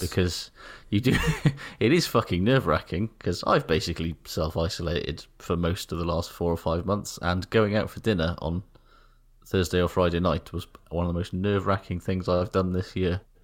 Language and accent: English; Wales, United Kingdom; made me feel weirdly kind of Here I see patriotic, because it was like, "Ooh, look at Wales from the air